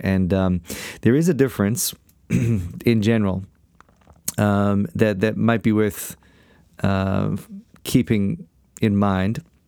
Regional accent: South Africa; I come from South Africa

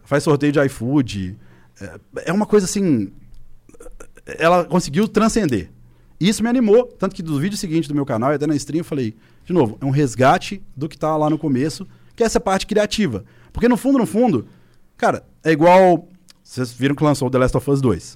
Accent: Belo Horizonte, Minas Gerais, Brazil; em BH, minha cidade natal

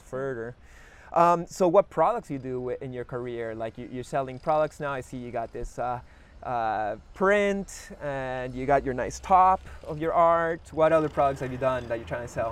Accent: Lima, Peru; also born or lived in Canada; We're, we're both from Lima

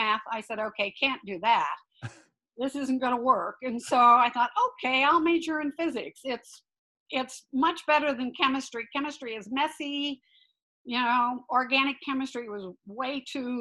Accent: Northwest Missouri, United States; I grew up in Northwest Missouri in a very small town

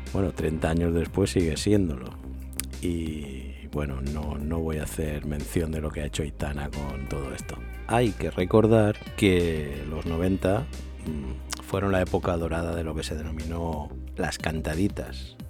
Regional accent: Manises, Valencian Community, Spain; de mi pueblo, de Monises

